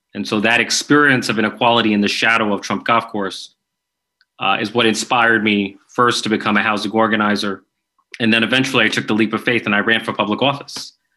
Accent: New York, United States; I'm from New York

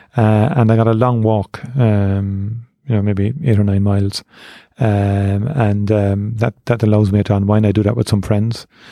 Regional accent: Cork, Munster, Ireland; I grew up in Torino's class, I joined Neiman Rangers when I was eight years of age

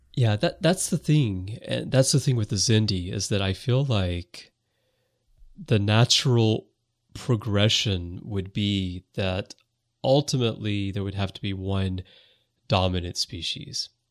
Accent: United States; now in Japan; I am American. I was born in the U S and I grew up there

